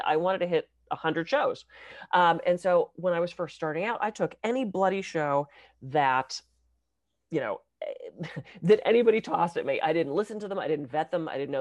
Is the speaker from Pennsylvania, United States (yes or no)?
yes; Pittsburgh, Pennsylvania, United States; I was raised in Pittsburgh.